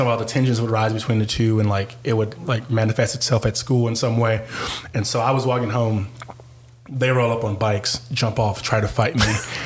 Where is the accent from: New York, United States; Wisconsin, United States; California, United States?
California, United States; Compton; moved away; I was on the south side of Compton, so I was right by Compton College